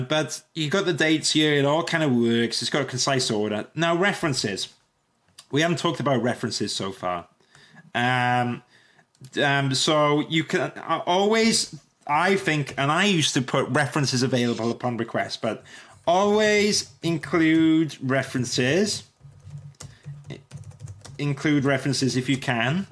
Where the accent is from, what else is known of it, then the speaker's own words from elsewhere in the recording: Welsh, Wales, United Kingdom; I'm Welsh